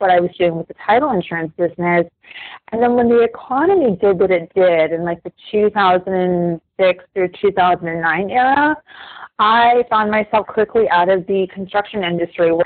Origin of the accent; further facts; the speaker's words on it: Illinois, United States; moved away as an adult; now in Fort Myers, United States; I'm actually originally from Illinois